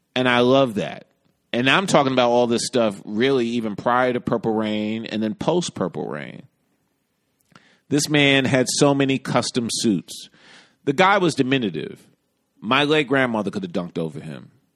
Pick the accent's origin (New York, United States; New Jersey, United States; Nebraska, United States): New York, United States; as a New Yorker